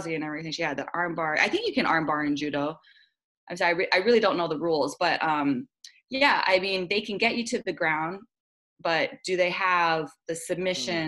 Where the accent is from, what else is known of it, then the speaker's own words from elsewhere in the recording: Honolulu, Hawaii, United States; I love fighting in my hometown. I love the Hawaiian crowd